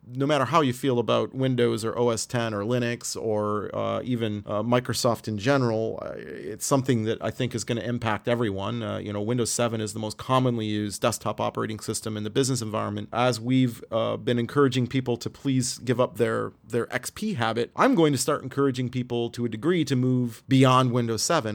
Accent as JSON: {"language": "English", "country": "Canada", "said": "as a Canadian"}